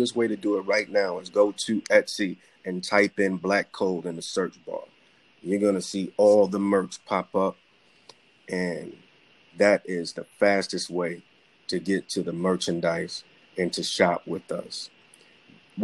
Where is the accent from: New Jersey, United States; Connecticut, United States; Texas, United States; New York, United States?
New York, United States; New York City; also born or lived in Tucson, Arizona; I was born and raised as a child in the Bronx